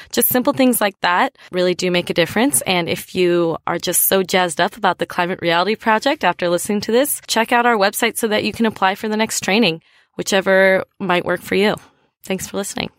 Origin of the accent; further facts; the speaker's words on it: United States; now in Australia; I'm from the United States.